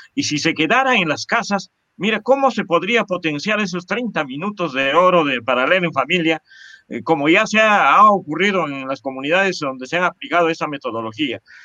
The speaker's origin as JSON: {"language": "Spanish", "town": "Chupaca", "region": "Junín", "country": "Peru", "tie": "born or raised there", "said": "toda nuestra formación básica eh, y, superior la hicimos en nuestra tierra, en eh, Chupaca"}